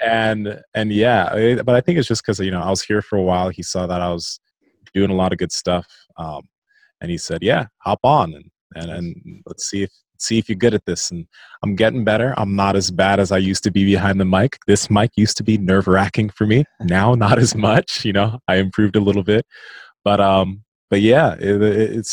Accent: Nigeria; I'm Nigerian

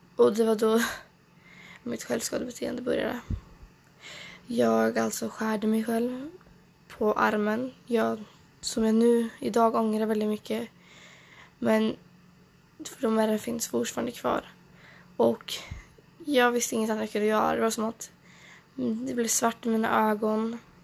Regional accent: Trollhättan, Västra Götaland, Sweden; also born or lived in Åsaka / Stockholm; jag växte upp i Norra Björke. Det ligger i, ungefär i Trollhättan, fast lite mer utkanten av Trollhättan

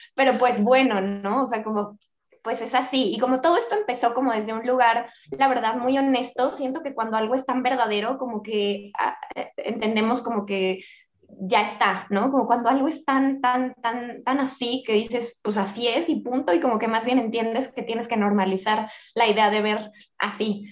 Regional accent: Mexico; soy una mujer mexicana

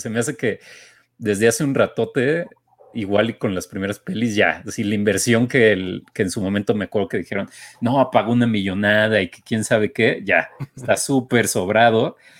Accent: Mexico; a nosotros, como mexicanos

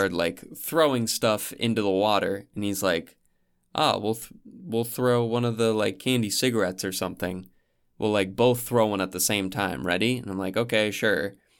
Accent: New Hampshire, United States; skiing at my hometown ski lodge

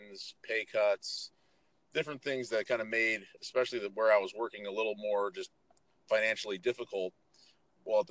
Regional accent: San Francisco, California, United States; moved away as an adult; also born or lived in Central Pennsylvania; I was born and raised in San Francisco, you know, in the city, not, you know, in a suburb outside it, but actually in the city. And you know, I was 0 through 18, that's where I was

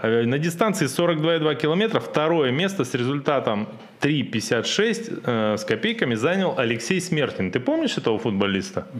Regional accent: Siberia, Russia; Это мы, сибиряки, это чё, с улицы семьдесят восьмой Дубровольческой бригады

